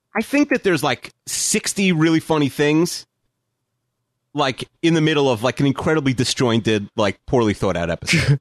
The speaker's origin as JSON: {"language": "English", "area": "Long Island", "region": "New York", "country": "United States", "said": "I'm from Long Island, but we're only, where I live is only like a ten minute drive from, like, Queens"}